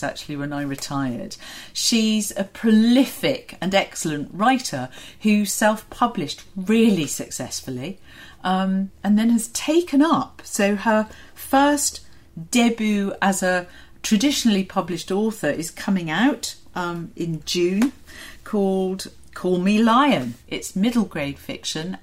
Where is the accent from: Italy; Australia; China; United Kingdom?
United Kingdom; Portsmouth, South East England; I was born in Portsmouth